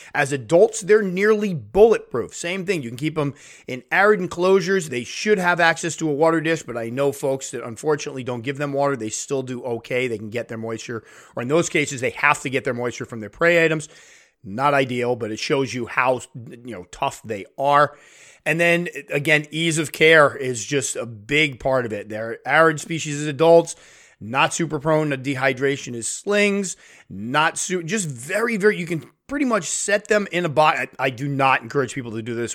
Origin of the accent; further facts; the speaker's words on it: United States; in my home country